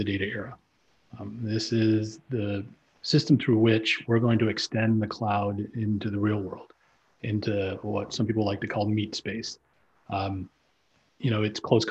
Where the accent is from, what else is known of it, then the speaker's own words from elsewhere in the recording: Canada; being a Canadian